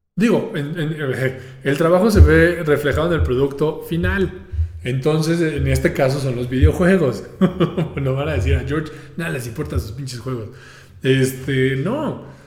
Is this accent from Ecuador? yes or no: no; Mexico; como mexicano